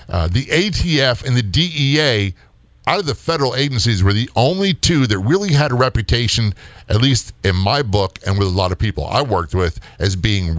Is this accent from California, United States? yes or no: no; Maryland, United States; I came from Southern Maryland. I came from the sleepy country. I was a Navy brat, raised everywhere.